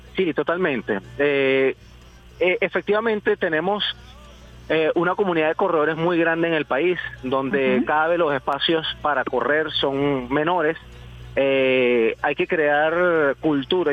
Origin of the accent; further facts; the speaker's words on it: Venezuela; Nosotros siendo venezolanos